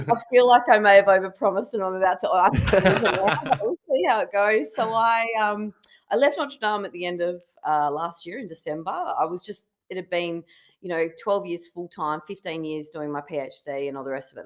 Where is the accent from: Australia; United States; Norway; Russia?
Australia; Kalgoorlie, Western Australia; also born or lived in Perth; I was born and bred in Kalgoorlie, um, in Western Australia